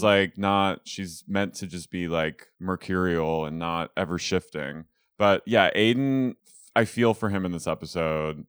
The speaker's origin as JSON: {"language": "English", "town": "Philadelphia", "region": "Pennsylvania", "country": "United States", "said": "I'm from Philadelphia"}